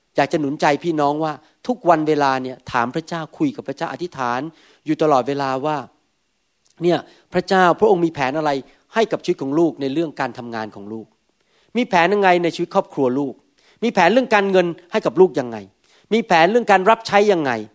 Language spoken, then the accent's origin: Thai; Thailand; moved away as an adult; now in United States; พระเจ้าเป็นคนกำหนดว่าผมต้องเกิดเป็นคนไทย